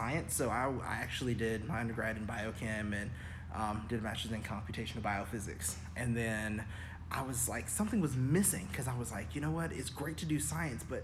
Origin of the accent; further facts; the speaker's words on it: Auburn, Alabama, United States; also born or lived in Birmingham, Alabama; I grew up, born and raised in Auburn, Alabama